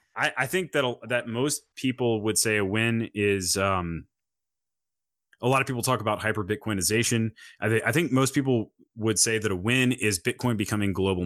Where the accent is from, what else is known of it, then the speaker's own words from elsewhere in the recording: North Carolina, United States; from North Carolina, I think.